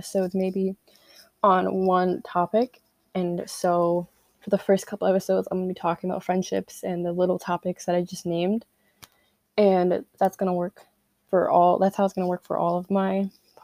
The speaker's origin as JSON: {"language": "English", "region": "Connecticut", "country": "United States", "said": "I'm 16, I'm from Connecticut, junior in high school"}